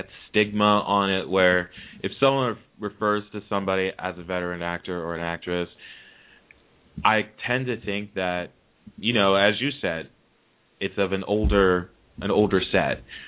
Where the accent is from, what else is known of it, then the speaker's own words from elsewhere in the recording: New Jersey, United States; I have a Jersey caller on the line calling from my state, my home state.